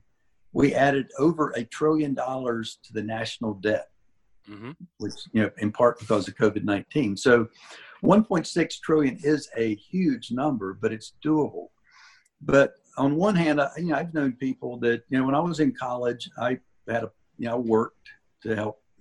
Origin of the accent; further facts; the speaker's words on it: Shelby, North Carolina, United States; now in Asheville, United States; I went through first grade through high school in Shelby in the public schools